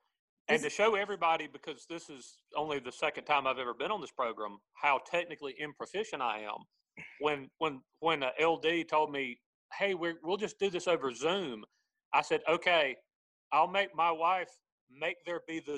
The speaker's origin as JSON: {"language": "English", "region": "South Carolina", "country": "United States", "said": "we're from South Carolina, but we're not from like Arkansas."}